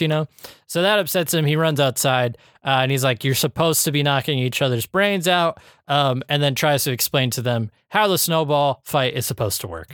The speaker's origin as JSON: {"language": "English", "region": "Iowa", "country": "United States", "tie": "born or raised there", "said": "growing up in Iowa"}